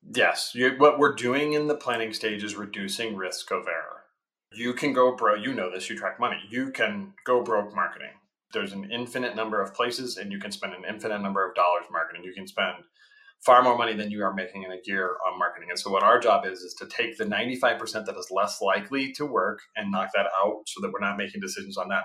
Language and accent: English; Colorado, United States; I grew up in Colorado